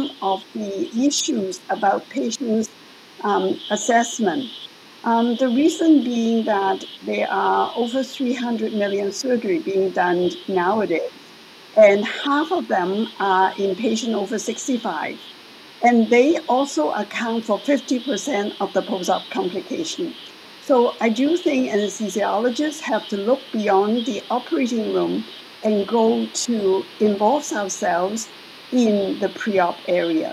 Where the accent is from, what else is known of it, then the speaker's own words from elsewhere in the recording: Hong Kong; moved away as an adult; now in Toronto, Canada; I am actually originally from Hong Kong, and I trained in Hong Kong as the medical school, Hong Kong University